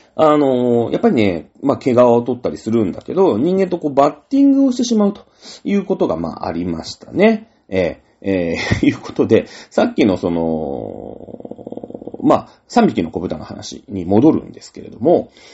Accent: Izunokuni, Shizuoka, Japan; moved away; 僕の田舎でね、えー、伊豆ニラ山っていうところある

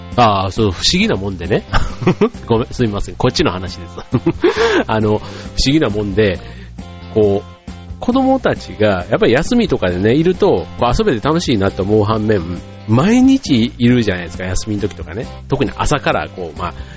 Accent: Osaka, Japan; moved away; 僕の実家の大阪

